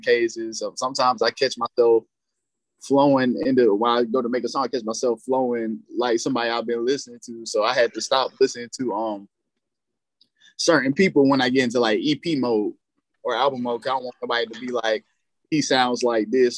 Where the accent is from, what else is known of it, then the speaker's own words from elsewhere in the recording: Fayetteville, North Carolina, United States; accent: deep southern cadence; I'm from Fayetteville, North Carolina, but my people deeply rooted in Georgia, Texas, and in the South